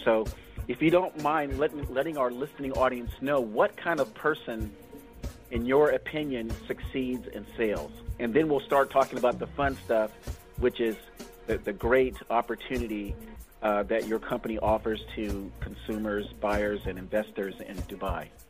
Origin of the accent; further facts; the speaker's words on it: Florida, United States; now in San Francisco, United States; I was born in Florida, down in actually Miami and the Tampa area